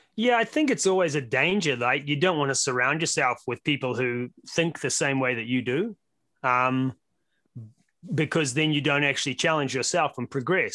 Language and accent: English; New Zealand; now in Las Vegas, United States; You can tell from my accent that I'm actually from Brooklyn, um, via way of New Zealand. Uh, been here in the U S about twenty years now